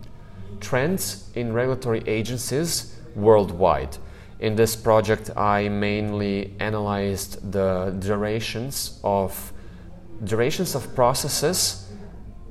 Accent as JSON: {"language": "English", "town": "Zagreb", "region": "City of Zagreb", "country": "Croatia", "tie": "born or raised there", "also_born_or_lived": "Basel, Switzerland", "said": "get back home to Zagreb, to my hometown"}